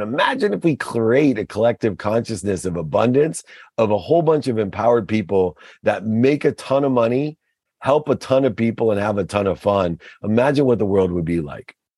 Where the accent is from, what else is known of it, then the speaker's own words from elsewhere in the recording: Akron, Ohio, United States; I grew up in Akron, Ohio with a single mom